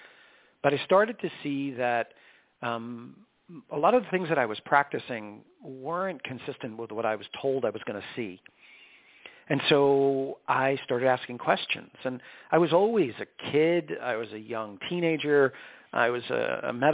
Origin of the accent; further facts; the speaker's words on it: New York, United States; I was born and raised in New York